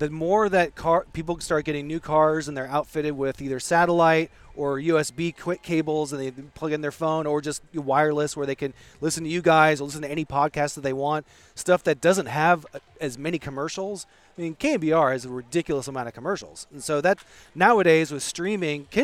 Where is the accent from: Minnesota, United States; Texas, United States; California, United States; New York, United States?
California, United States; Eureka; I grew up in Eureka